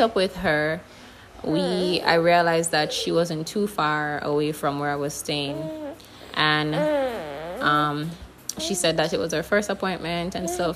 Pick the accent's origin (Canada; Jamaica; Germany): Jamaica; moved away; the thing with Jamaica is we're not really in the media